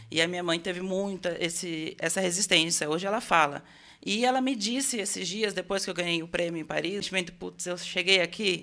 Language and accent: Portuguese; Itu, São Paulo, Brazil; Eu nasci em São Paulo e fui criado lá, e com sete anos eu vim para Itu. Tá. Então, eu sou paulista, vivo em Itu